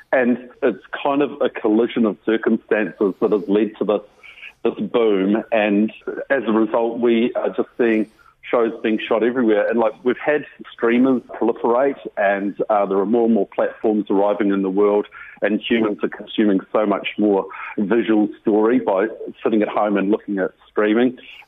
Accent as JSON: {"language": "English", "country": "New Zealand", "said": "The next 12 months, as a Kiwi, you'd probably have to have your head in a rabbit hole if you don't actually see a film set operating somewhere from the far north to the deep south."}